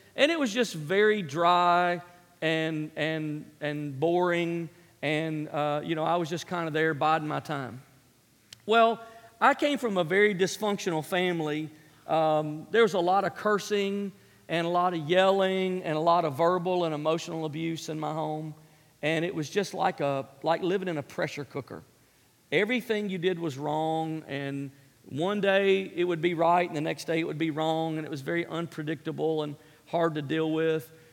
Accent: Memphis, Tennessee, United States; born and raised in Memphis, Tennessee

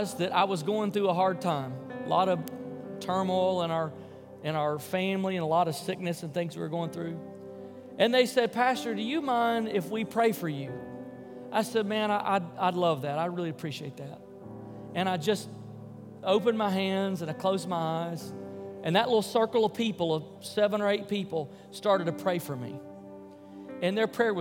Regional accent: Memphis, Tennessee, United States; I grew up in Memphis, Tennessee, in kind of a lower middle-income part of town.

